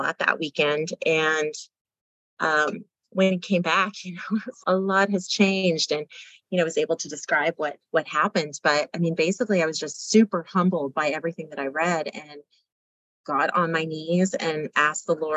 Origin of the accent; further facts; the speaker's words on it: Louisiana, United States; I grew up in Louisiana and went to private Christian school